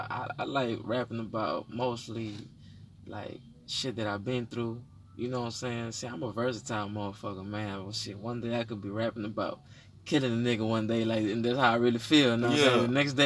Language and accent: English; Houston, Texas, United States; I come from Honduran origin, you know what I'm saying? I was raised in Fifth Ward.